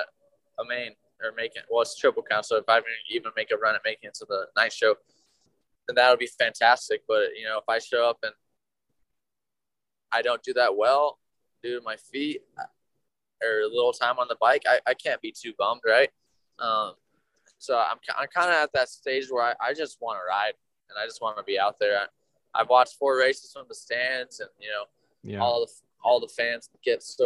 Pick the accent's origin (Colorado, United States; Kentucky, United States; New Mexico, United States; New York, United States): New Mexico, United States; I'm from New Mexico